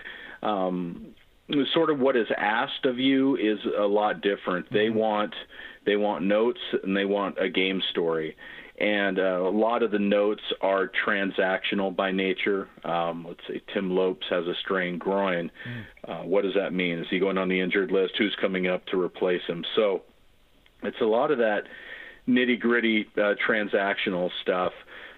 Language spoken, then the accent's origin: English; Gig Harbor, Washington, United States; moved away as an adult; also born or lived in Tacoma, Washington / San Diego, California; I'm an old Tacoma guy like yourself. And also, you know, I grew up in Gig Harbor